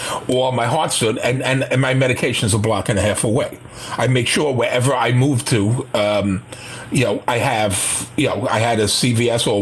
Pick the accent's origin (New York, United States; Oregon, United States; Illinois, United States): New York, United States; New York City; I was born and raised in Manhattan